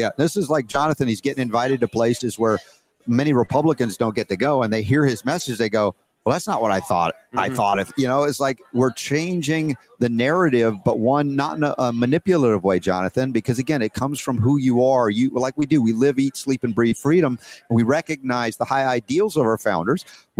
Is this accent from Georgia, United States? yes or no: yes; Atlanta, Georgia, United States; Mike Glenn is I remember growing up in Atlanta. He was a big in the Atlanta Hawks.